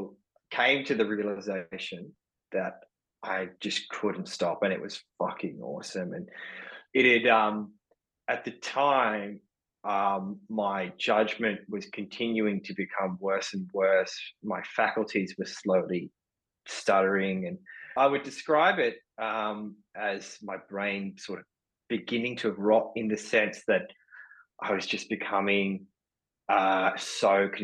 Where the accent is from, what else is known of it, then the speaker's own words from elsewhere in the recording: Sydney, New South Wales, Australia; I was born and raised in Sydney